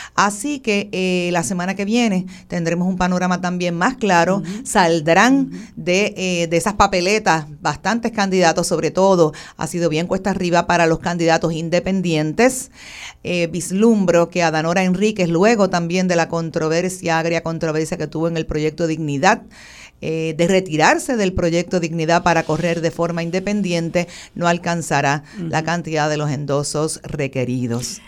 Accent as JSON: {"language": "Spanish", "country": "Puerto Rico", "said": "como puertorriqueños"}